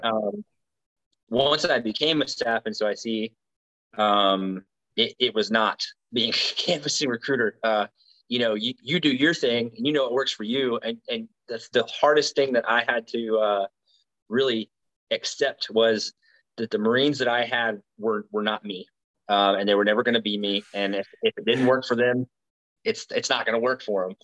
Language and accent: English; Tuscaloosa, Alabama, United States; moved away; I'm from Alabama. I'm from uh, Tuscaloosa, which is central west western central Alabama